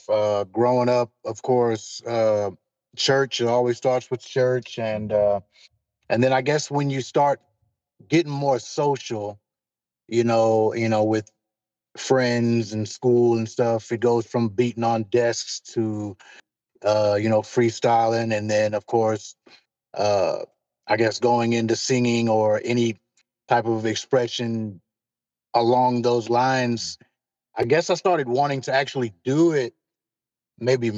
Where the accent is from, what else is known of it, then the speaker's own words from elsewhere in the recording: Fort Worth, Texas, United States; I am born and raised Fort Worth, Texas